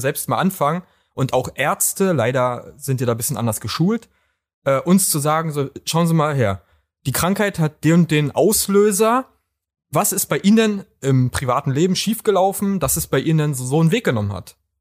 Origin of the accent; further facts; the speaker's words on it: Berlin, Germany; bei uns in Berlin